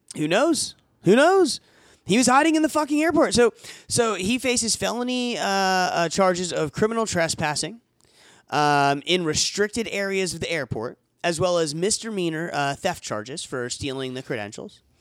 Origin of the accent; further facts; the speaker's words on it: Florida, United States; now in Tennessee, United States; we're from Florida and, you know, I'm in Tennessee